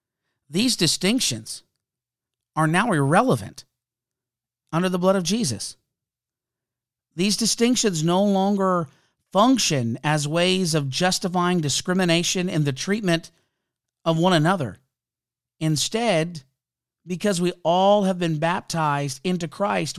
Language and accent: English; Canada; I'm a Canadian